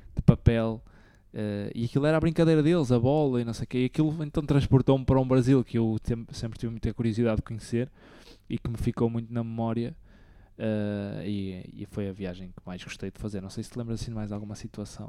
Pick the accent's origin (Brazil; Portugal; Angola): Portugal; Eu, ah, Portugal